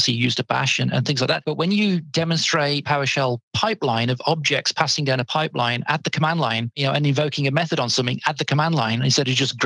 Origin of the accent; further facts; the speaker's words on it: United Kingdom; I'm a Brit